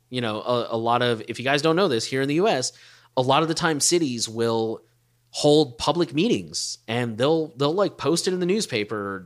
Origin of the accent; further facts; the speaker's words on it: Texas, United States; I'm from Texas